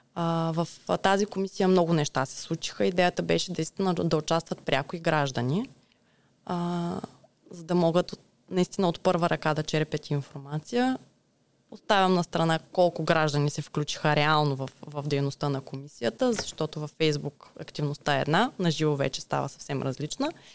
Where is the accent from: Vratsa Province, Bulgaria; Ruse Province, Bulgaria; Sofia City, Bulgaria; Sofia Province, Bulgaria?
Ruse Province, Bulgaria; Ruse; Аз съм от Русе, да. Тук съм родена, тук съм израснала